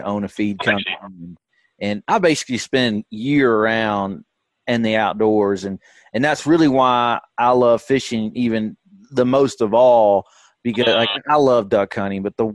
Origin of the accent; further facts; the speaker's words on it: the Shoals, Alabama, United States; I grew up in the Shoals, which is on, you know, Pickwick, and I so happened to work my way back there.